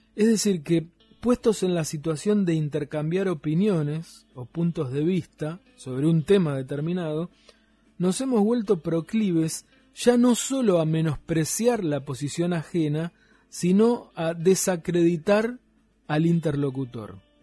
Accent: Tierra del Fuego, Argentina; cómo somos los fueguinos

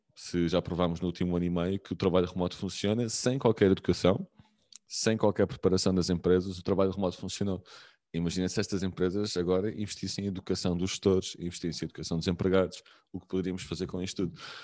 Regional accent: Lisbon, Portugal; moved away; also born or lived in Aveiro / Algarve / Porto; sou de Lisboa, mas estava em Aveiro, já, tive, já, já tinha vivido no Algarve, já tinha vivido no Porto

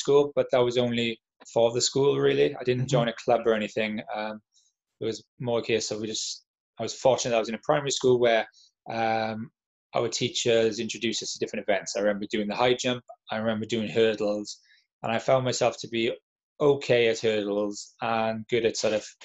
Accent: Llanelli, Wales, United Kingdom; I grew up in Llanelli in South Wales

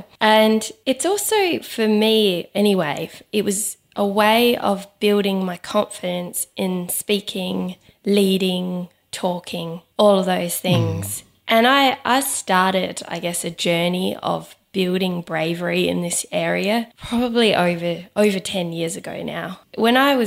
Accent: Adelaide, South Australia, Australia; moved away; my hometown, Adelaide.

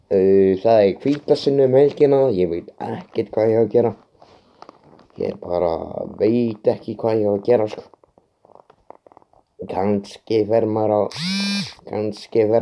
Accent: Iceland; ég er 25 ára gammal, ég er uppalinn á Skarsund eins og því ég sagði aðan.

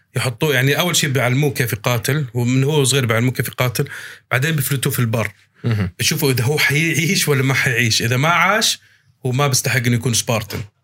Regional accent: Abu Dhabi, United Arab Emirates; accent: Palestinian; انا مولود في الامارات انا مولود في ابو ظبي وعايش طول حياتي في ابو ظبي

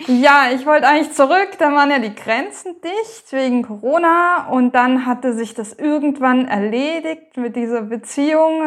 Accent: Baden-Württemberg, Germany; also born or lived in Thuringia; now in Lower Franconia, Germany; Ich komme ursprünglich also ganz ursprünglich aus Thüringen, da bin ich geboren, aufgewachsen in Baden-Württemberg und gerade bin ich in Unterfranken bei Würzburg, Schweinfurt

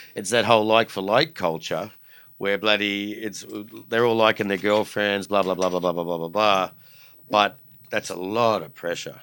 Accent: Australia; as an Aussie kid

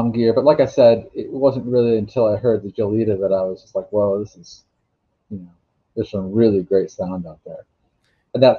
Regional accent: Alaska, United States; I went up to Fairbanks, which is the real engineering school where I grew up in Alaska

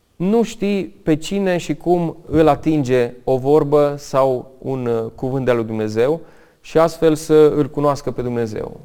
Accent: Romania; also born or lived in United States; m-a făcut să mă întorc înapoi în România pentru că mi-era și foarte dor de casă. Mi-am dat seama că sunt legat de România

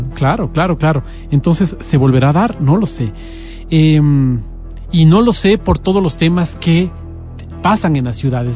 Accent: Quito, Pichincha, Ecuador; como quiteños

